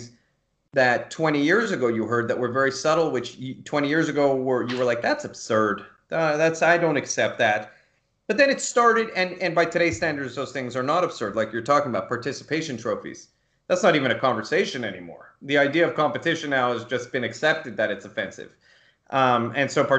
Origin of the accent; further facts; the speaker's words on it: United States; as an American